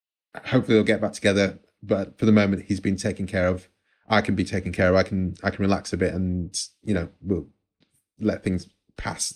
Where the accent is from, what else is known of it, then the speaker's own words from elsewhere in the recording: Nigeria; myself being Nigerian as well